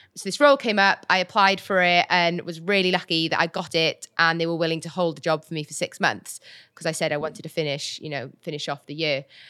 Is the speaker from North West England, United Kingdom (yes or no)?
no; Welsh, Wales, United Kingdom; also born or lived in Birmingham; I'm Welsh